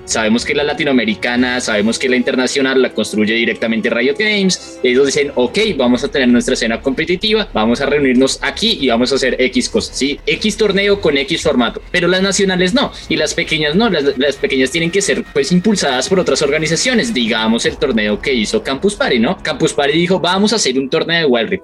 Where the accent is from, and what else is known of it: Colombia